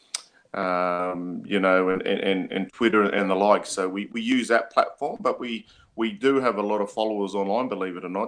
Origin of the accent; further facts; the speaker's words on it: Murgon, Queensland, Australia; moved away; He's from up home, from where I'm from. He's mobs from Sherbourg. I'm from Mergen